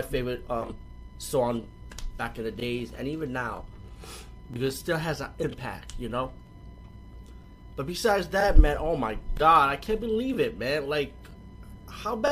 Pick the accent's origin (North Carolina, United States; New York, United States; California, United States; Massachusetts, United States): New York, United States; I'm from New York too